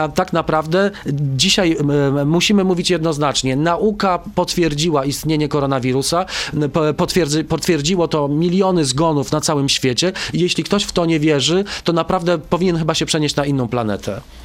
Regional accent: Stalowa Wola, Subcarpathian Voivodeship, Poland; ja urodziłem się w Stalowej Woli na Podkarpaciu

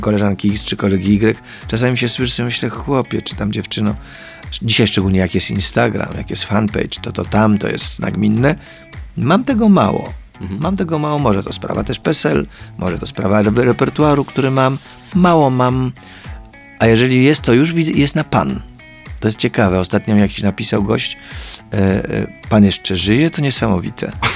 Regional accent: Poland; jestem z Polski

